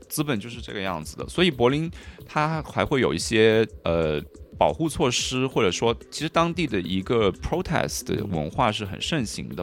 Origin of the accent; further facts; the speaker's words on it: Hunan, China; also born or lived in Guangdong / Paris, France / Berlin, Germany; now in Shanghai, China; 我是老家湖南，然后现在家在广东那边。嗯。呃，但是我过去大概八年的时间都在欧洲，嗯。有四年在巴黎，然后后四年是在柏林那边的。嗯。呃，现在就是在上海